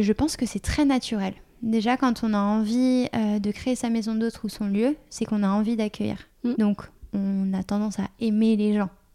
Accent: Paris, Île-de-France, France; à Paris, puisque je suis parisienne de base

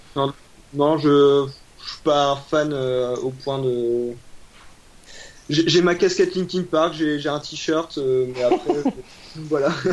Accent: Lille, Hauts-de-France, France; je suis de la région du nord donc euh, de Lille.

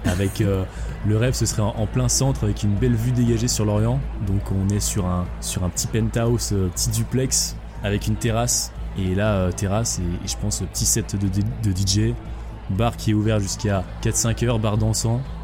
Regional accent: Quimperlé, Brittany, France; also born or lived in Lorient; Je suis né à Quimperlé

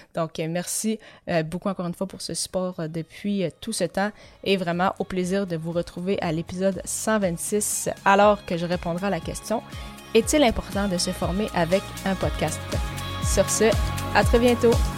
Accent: Granby, Quebec, Canada; also born or lived in La Tuque, Mauricie, Quebec; J'ai par la suite déménagé à Granby où j'ai vécu pendant plus de 17 ans et demi

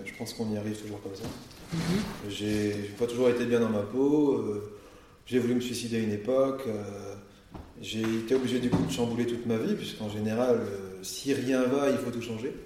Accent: Burgundy, Bourgogne-Franche-Comté, France; now in Nord, France; Moi, je viens de Bourgogne à l'origine, pourtant je suis dans le hmm. Nord maintenant

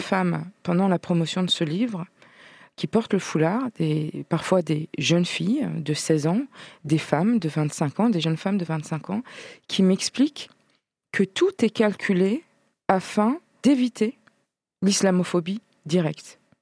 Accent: Troyes, Grand Est, France; now in Strasbourg, France; Je viens de Troyes, c'est c'est ma ville natale

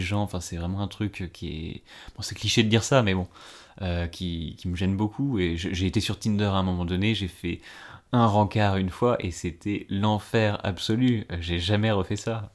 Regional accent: Ardennes, Grand Est, France; moved away as an adult; now in Paris, France; je suis né dans les Ardennes, j'ai grandi là-bas

